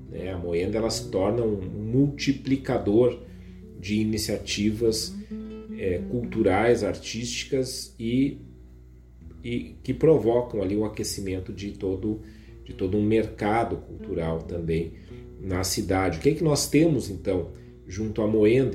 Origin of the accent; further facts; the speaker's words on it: Viamão, Rio Grande do Sul, Brazil; município vizinho da minha terra natal, Viamão